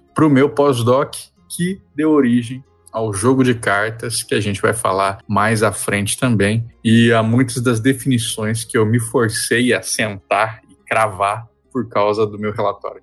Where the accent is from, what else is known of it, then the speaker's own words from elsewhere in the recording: Mato Grosso do Sul, Brazil; moved away as an adult; also born or lived in Santa Catarina / Rio Grande do Sul; eu sou jornalista e pesquisador natural de Mato Grosso do Sul